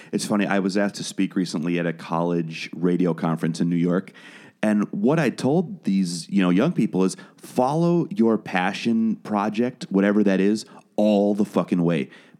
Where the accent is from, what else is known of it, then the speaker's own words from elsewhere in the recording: Wales, United Kingdom; born there; now in United States; You can't hear it in my accent, but I was born in Wales. I'm a British citizen